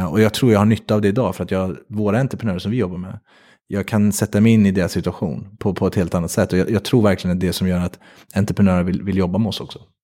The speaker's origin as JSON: {"language": "Swedish", "region": "Värmland", "country": "Sweden", "said": "Jag kommer från Värmland"}